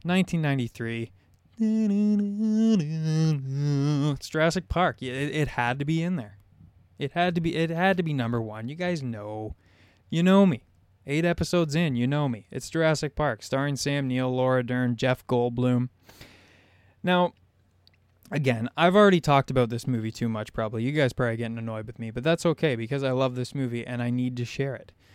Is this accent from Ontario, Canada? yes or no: yes; Southern Ontario, Canada; I'm from Southern Ontario. There's no sharks where I live.